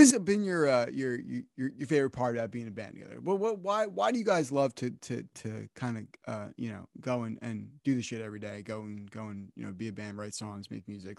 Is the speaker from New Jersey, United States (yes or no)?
yes; New Jersey, United States; I'm from New Jersey, right? I didn't grow up listening to country music.